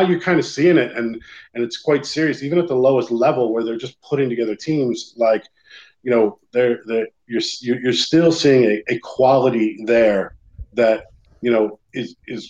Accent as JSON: {"language": "English", "country": "United States", "moved": "as an adult", "lives_now": "Ireland", "said": "as an American"}